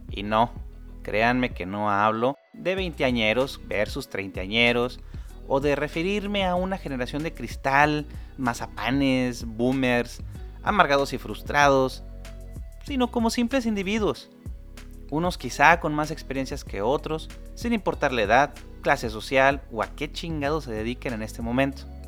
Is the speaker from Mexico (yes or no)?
yes; Mexico